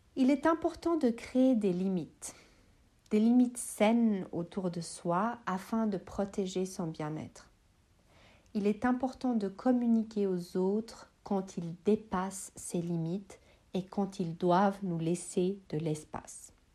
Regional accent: Switzerland; je suis suisse, originaire de Bosnie-Herzégovine

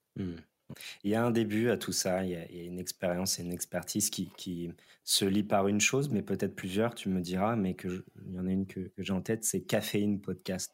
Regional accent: France; en tant que Français

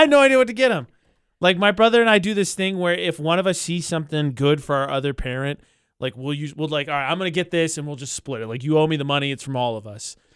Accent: near Chicago, Illinois, United States; now in Las Cruces, United States; Chicago again this year, which is near my hometown

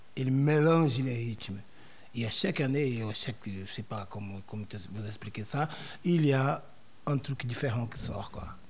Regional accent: Brazil; French is a second language; moved away; chez nous au Brésil

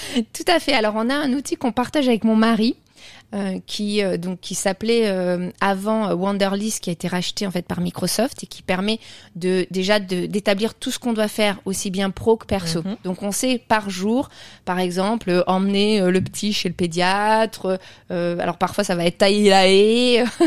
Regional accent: Burgundy, Bourgogne-Franche-Comté, France; moi je suis, je suis de, de Bourgogne

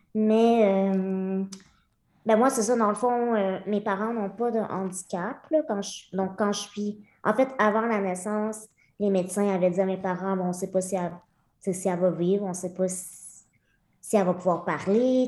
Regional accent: Lemieux, Quebec, Canada; Je suis née à Québec, mais à l'âge de huit mois, mes parents ont déménagé à Lemieux, qui est un petit village de moins de 300 personnes dans la région de Victoriaville, euh, donc le centre du Québec

